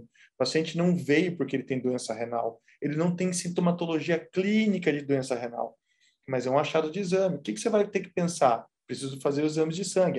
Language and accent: Portuguese; São José dos Campos, São Paulo, Brazil; moved away as an adult; now in Vila Velha, Brazil; eu sou de São Paulo, sou de São José dos Campos.